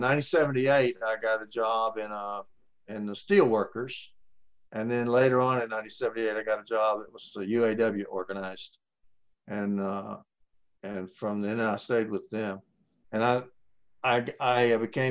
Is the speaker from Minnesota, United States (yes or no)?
no; Ada, Oklahoma, United States; moved away as an adult; now in Texas, United States; I'm actually from Oklahoma. I was raised in Ada, Oklahoma